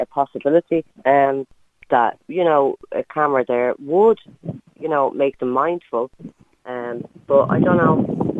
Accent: Dublin, Leinster, Ireland; I grew up in Ballymun

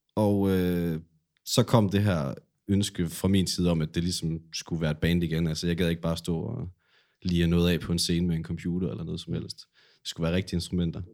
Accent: Silkeborg, Central Denmark Region, Denmark; moved away as an adult; now in Aarhus, Denmark; så flyttede jeg fra Silkeborg her til Aarhus for et par år siden efterhånden

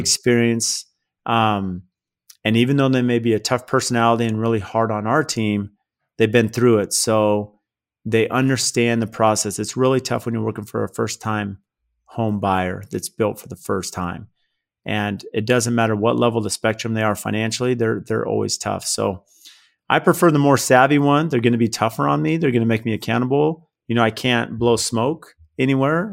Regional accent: San Diego, California, United States; I grew up in San Diego, uh, blue collar family

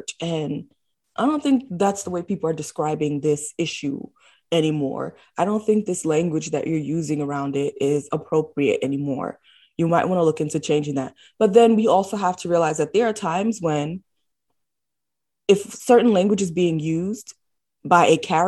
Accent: New York City, New York, United States; I was born and raised in the Bronx, New York

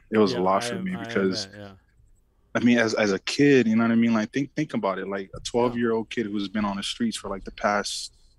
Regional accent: Oakland, California, United States; English is a second language; It was Oakland. It's East Oakland, man. Wow. So me and Devon, me and Devon Best, we know where we're from, man. You know what it's like to grow up and make it out of there.

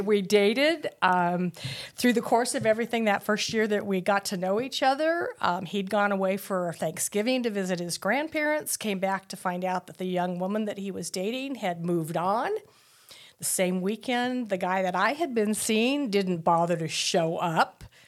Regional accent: Tucson, Arizona, United States; I was born in, um, nineteen fifty-one in Tucson, Arizona.

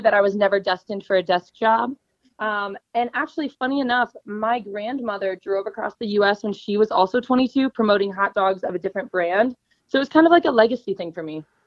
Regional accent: Chicago, Illinois, United States; moved away as an adult; also born or lived in Missouri; I'm initially from Chicago

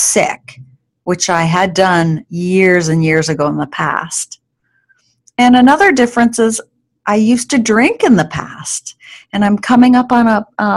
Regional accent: New York, United States; now in Alaska, United States; where I grew up in New York

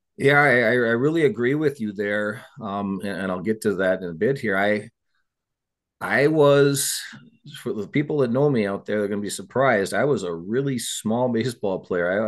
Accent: Eagan, Minnesota, United States; I grew up in Eagan, Minnesota

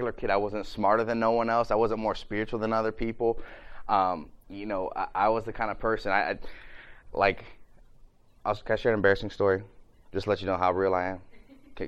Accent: Ohio, United States; I'm from Ohio

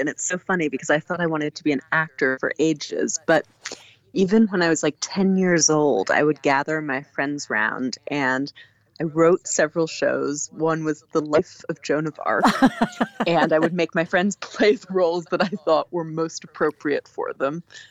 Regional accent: East Coast, United States; born there; I am. I was born on the East Coast, but my parents are academics. They're both poets. And so I traveled around with their different jobs.

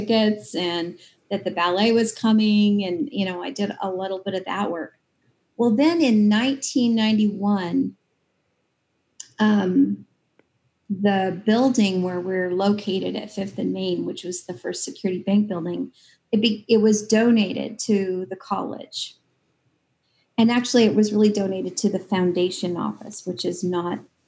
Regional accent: Clarkston, Washington, United States; also born or lived in Lewiston, Idaho; I was born in Lewiston and grew up in Clarkston.

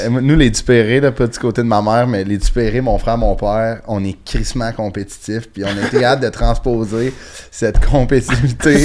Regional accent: Sainte-Thérèse, Quebec, Canada; Moi, je viens de Sainte-Thérèse, sur la rue nord de Montréal

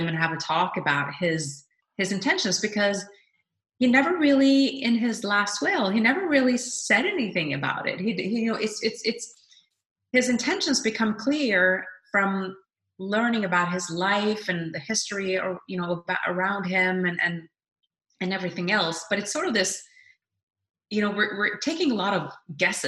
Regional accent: Norway; I was always very proud as a Norwegian citizen

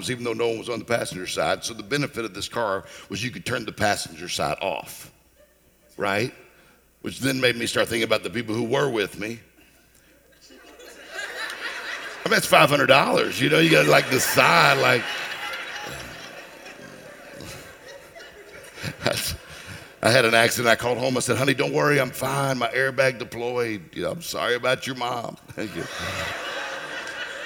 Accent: Mississippi, United States; I'm from Mississippi.

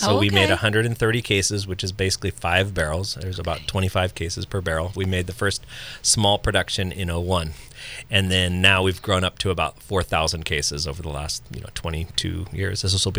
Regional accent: San Francisco Bay Area, California, United States; I grew up in the San Francisco Bay Area, went to UC Santa Cruz, and then followed my parents up to Santa Rosa and to Occidental in the early 80s, or early 90s, that is, 1992.

